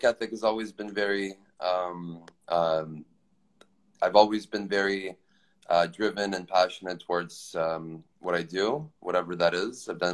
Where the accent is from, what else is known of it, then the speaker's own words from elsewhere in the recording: Toronto, Ontario, Canada; moved away as an adult; now in Los Angeles, United States; I'm from Canada. I grew up there